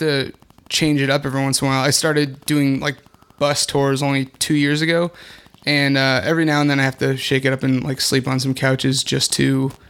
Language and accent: English; Agoura Hills, California, United States; now in Los Angeles, United States; I live in Los Angeles. I'm from the Valley, pretty much.